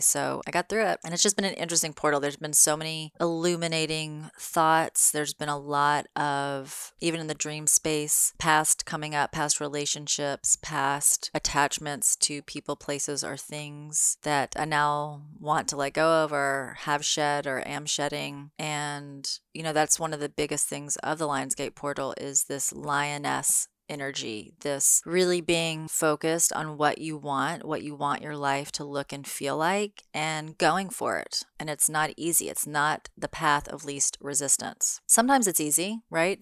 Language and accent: English; Memphis, Tennessee, United States; moved away; I'm in Memphis, Tennessee, my home state, at my mom's house